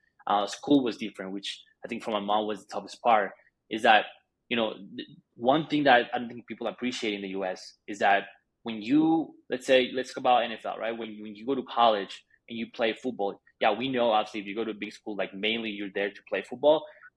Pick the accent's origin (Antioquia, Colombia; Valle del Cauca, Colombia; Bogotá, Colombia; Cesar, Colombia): Bogotá, Colombia; moved away; also born or lived in Argentina; I'm Colombian. I was born in Bogota, Colombia.